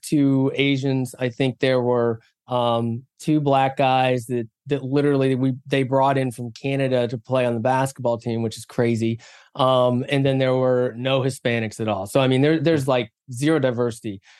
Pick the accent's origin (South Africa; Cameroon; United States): United States; West Virginia; moved away; also born or lived in South Korea / San Diego; I was born in South Korea, but then adopted when I was three months old and adopted by a couple of wonderful people in West Virginia, um, in the middle of nowhere, West Virginia